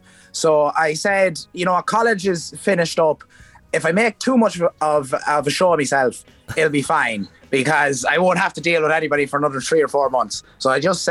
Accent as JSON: {"language": "English", "country": "Ireland", "accent": "Irish (pronounces 'bar' as 'bor')"}